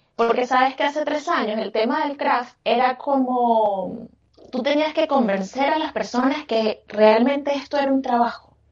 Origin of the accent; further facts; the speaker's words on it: Venezuela; moved away as an adult; now in Chile; yo me vine de Venezuela. Yo soy venezolana y tengo siete años viviendo acá en Chile